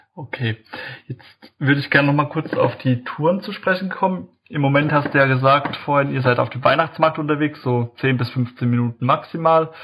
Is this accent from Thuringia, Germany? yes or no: no; Heidelberg, Baden-Württemberg, Germany; ich komme ja aus dem Heidelberger Eck hier